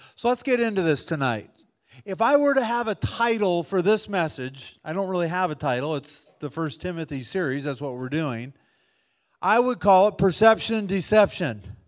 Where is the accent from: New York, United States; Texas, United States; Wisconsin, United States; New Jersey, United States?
Wisconsin, United States; I grew up in Wisconsin